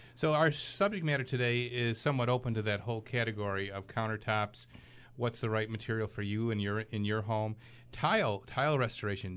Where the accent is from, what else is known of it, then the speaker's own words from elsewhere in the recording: Clarence, New York, United States; my hometown? That's Clarence, New York